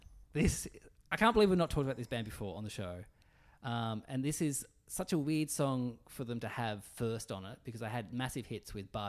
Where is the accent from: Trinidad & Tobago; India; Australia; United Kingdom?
Australia; Tasmania; So I'm from Tassie.